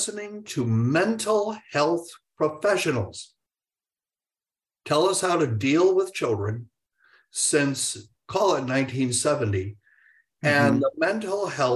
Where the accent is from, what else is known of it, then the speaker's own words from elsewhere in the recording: United States; we being the American public